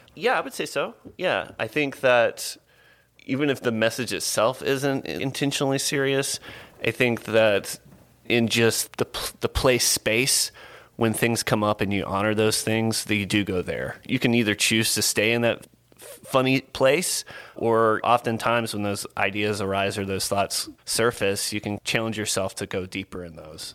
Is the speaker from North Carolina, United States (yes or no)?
yes; Lillington, North Carolina, United States; also born or lived in Swansboro, North Carolina / Boone, North Carolina; now in Asheville, United States; I grew up in Lillington, North Carolina, which is like a little beef cattle farm